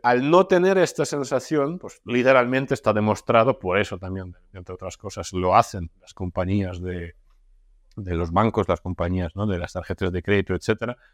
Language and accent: Spanish; Russia; moved away; yo vengo de Rusia, ¿no? O sea, yo nací en Rusia, viví la mitad de mi vida ahí